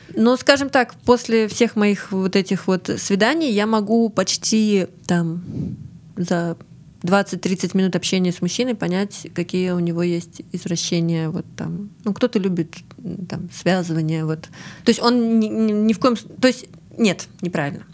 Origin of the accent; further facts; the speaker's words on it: Ryazan, Ryazan Oblast, Russia; also born or lived in Saint Petersburg; now in Krasnodar, Russia; я выросла в Рязани